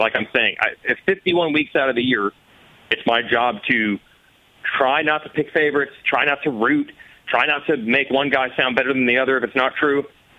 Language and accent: English; United States; I am American